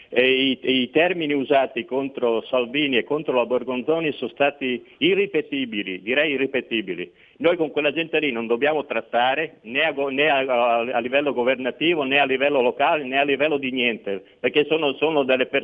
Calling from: Veneto, Italy; da Veneto.

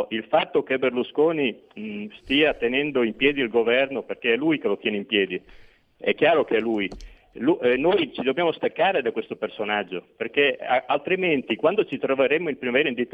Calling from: Veneto, Italy; siamo dal Veneto.

